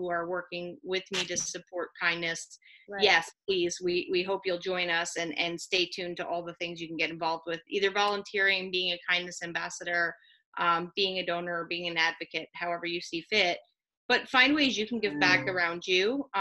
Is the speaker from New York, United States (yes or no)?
yes; New York, United States; moved away; I'm originally a New Yorker